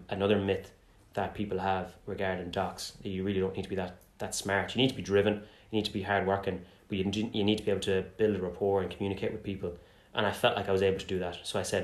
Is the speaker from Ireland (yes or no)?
yes; Galway, Connacht, Ireland; moved away as an adult; also born or lived in England; now in Limerick, Ireland; from Galway.